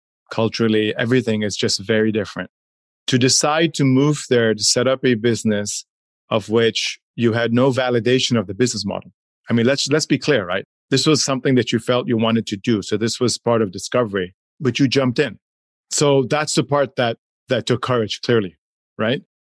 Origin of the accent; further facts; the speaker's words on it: Hong Kong; also born or lived in Switzerland / United States / Chile / Poland; growing up in Hong Kong high school and Switzerland college in the States, lived and worked in Chile, Poland, Czech Republic, China, India, Dubai.